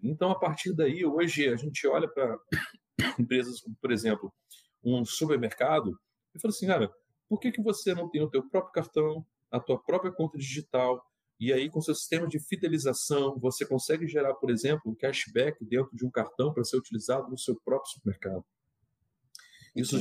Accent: Minas Gerais, Brazil; eu sou mineiro

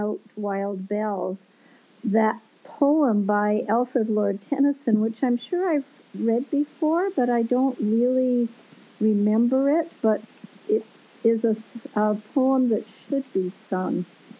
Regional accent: Winnipeg, Manitoba, Canada; now in Minneapolis, United States; I live in Minneapolis, Minnesota, but I'm actually from Winnipeg.

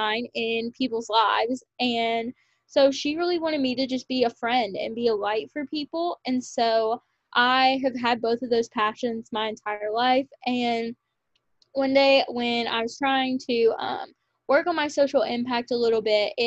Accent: Kentucky, United States; also born or lived in Lexington, Kentucky; a local title to my hometown, which was super special to win because in Kentucky

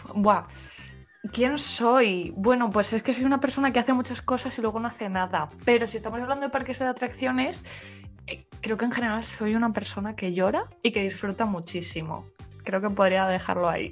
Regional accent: Spain; soy otra española más

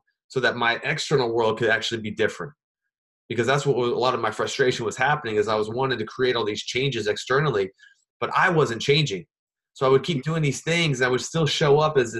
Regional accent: Anchorage, Alaska, United States; moved away; also born or lived in Las Vegas; once I left Alaska, I lived in Las Vegas, and I really struggled to make the connections that I had growing up in Anchorage

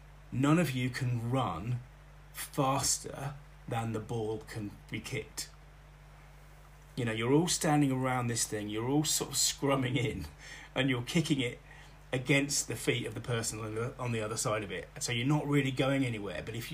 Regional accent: Bletchley, South East England, United Kingdom; born or raised there; also born or lived in Oxford, England / Oxfordshire village

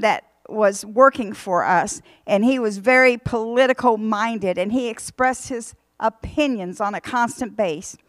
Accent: United States; we are American citizens

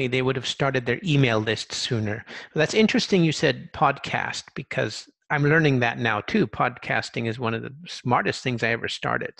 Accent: Orange County, California, United States; Because I did, younger in Southern California, just around, I'm from Orange County, so a big Asian influence

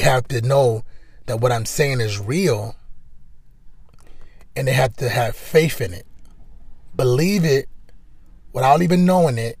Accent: Cleveland, Ohio, United States; I'm from Cleveland

